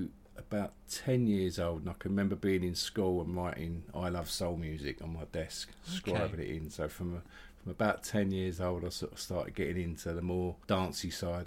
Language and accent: English; Loughton, East of England, United Kingdom; I like the fact that I grew up in Loughton. It was good, nice area, bit of both really, bit of everything there, sort of some lots of people from that have moved out of East London, settled there, including my mum and dad